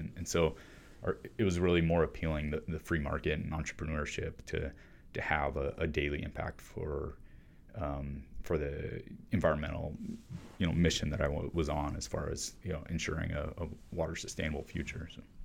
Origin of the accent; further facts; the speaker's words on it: Arizona, United States; I grew up in Arizona